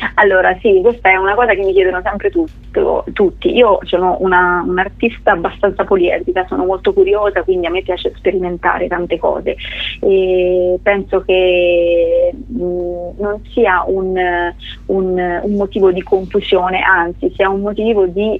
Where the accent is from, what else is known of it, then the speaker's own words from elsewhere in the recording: Scheggia, Umbria, Italy; accent: Gubbio dialect; io sono nata in Umbria e ci sono nata e cresciuta in, in, un piccolo paesino che si chiama Scheggia